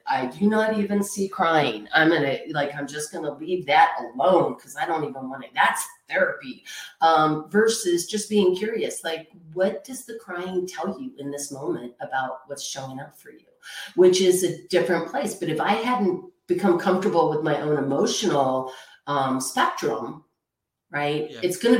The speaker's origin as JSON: {"language": "English", "region": "Texas", "country": "United States", "tie": "born or raised there", "said": "I grew up in Texas. So like maybe cowboys don't cry, right?"}